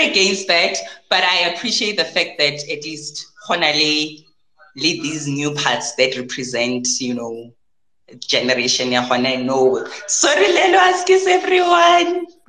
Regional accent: South Africa; we are currently in terms of how we're telling our stories as South African

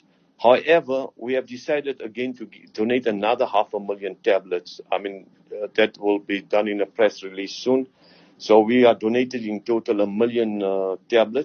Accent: South Africa; I'm a South African at heart. I was born here. My parents were born here.

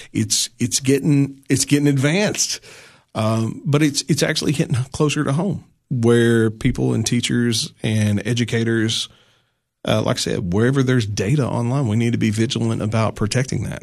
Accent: La Follette, Tennessee, United States; moved away as an adult; now in Putnam County, Tennessee, United States; I grew up in little town north of Knoxville, Tennessee called La Follette.

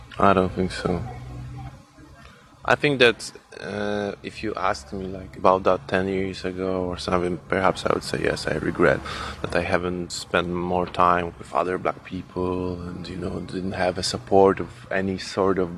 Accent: Warsaw, Masovian Voivodeship, Poland; born or raised there

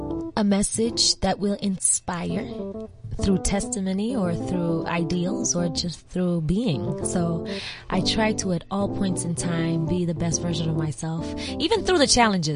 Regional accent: Arusha, Tanzania; also born or lived in New York / Paris / Nairobi; You know, I grew up in New York and I grew up in Paris and I grew up in Arusha and I grew up in Nairobi.

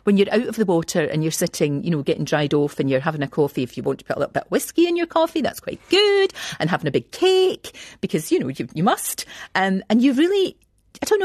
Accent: Scotland, United Kingdom; moved away as an adult

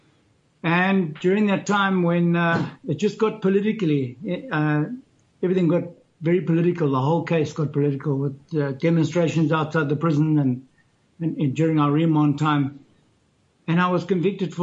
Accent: Zimbabwe; moved away as an adult; now in Cape Town, South Africa; I grew up in Zimbabwe, fourth generation Zimbabwean, in a cattle ranching

